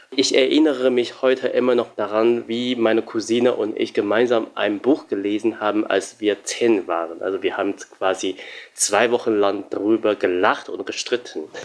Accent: Shanghai, China; now in Germany; ich bin 9000 Kilometer entfernt von meiner Heimat Shanghai

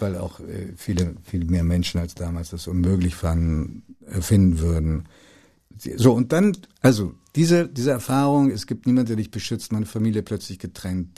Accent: Hanover, Lower Saxony, Germany; also born or lived in Italy; ich verleugne meine Jugend in Hannover

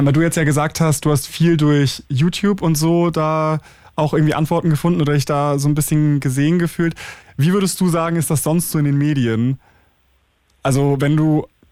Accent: Schleswig-Holstein, Germany; ich bin ja in Schleswig-Holstein zur Schule gegangen

